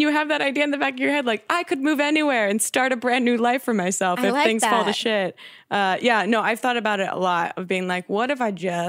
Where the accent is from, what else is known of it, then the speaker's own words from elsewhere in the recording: New Jersey, United States; now in Los Angeles, United States; Because I'm from the East Coast, so is Jack. We're both from a town over from each other in New Jersey.